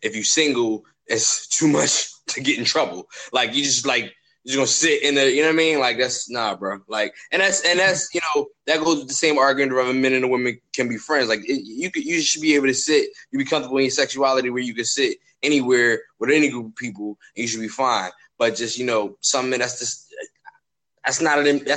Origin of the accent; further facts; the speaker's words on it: Philadelphia, Pennsylvania, United States; I'm from Philly